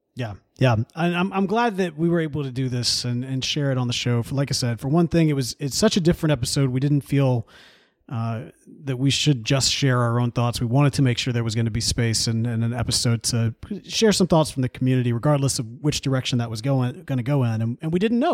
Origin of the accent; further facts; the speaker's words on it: Jackson, United States; moved away as an adult; now in Houston, United States; the Pipe Club in Jackson, because I grew up there